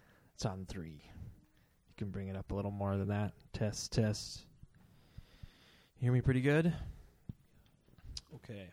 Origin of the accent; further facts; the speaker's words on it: Emily, Minnesota, United States; also born or lived in St. Paul; I grew up in Emily, if you know where that is. It's near here.